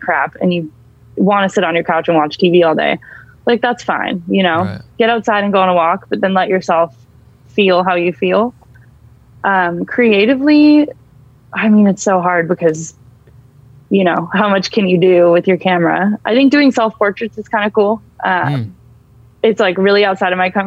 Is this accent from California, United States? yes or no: yes; Bay Area, California, United States; I grew up in the Bay Area